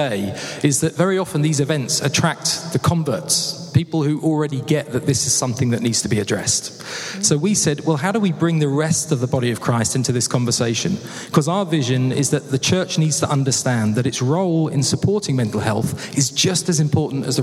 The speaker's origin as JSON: {"language": "English", "town": "Haywards Heath", "region": "South East England", "country": "United Kingdom", "tie": "born or raised there", "accent": "British", "moved": "yes", "lives_now": "Vancouver, Canada", "said": "I was actually born and bred in Hayward's Heath"}